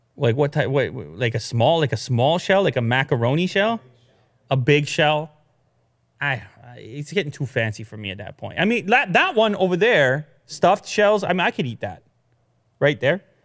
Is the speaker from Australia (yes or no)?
no; Canada; being a Canadian